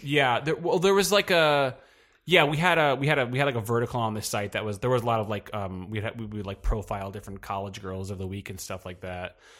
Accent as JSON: {"language": "English", "town": "Poughkeepsie", "region": "New York", "country": "United States", "tie": "born or raised there", "moved": "yes", "lives_now": "New York City, United States", "said": "I'm from, uh, New York, but not, I'm, uh, from the Hudson, the Hudson Valley, uh, nor, about two hours north of here"}